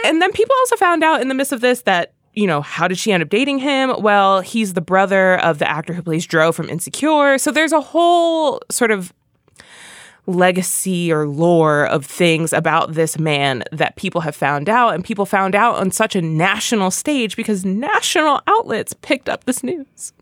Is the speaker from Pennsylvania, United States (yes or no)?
yes; Philadelphia, Pennsylvania, United States; I'm from Philly